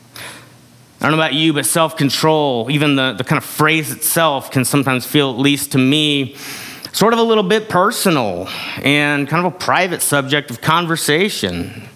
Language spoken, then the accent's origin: English; United States; we're taught from a young age in this culture